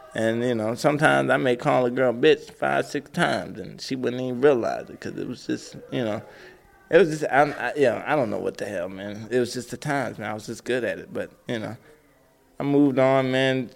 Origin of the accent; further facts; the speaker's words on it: Atlanta, Georgia, United States; Growing up in Atlanta